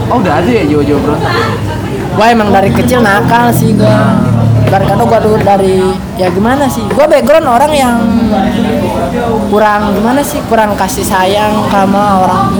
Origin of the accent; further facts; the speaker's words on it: Garut, West Java, Indonesia; now in Karawang, Indonesia; emang dari kampung sih dari karena di kampung gua tuh mayoritas ya emang tukang cukur semua